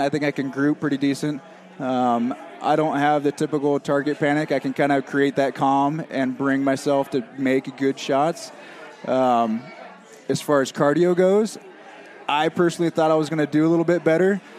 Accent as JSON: {"language": "English", "region": "California", "country": "United States", "tie": "born or raised there", "said": "born and raised in California"}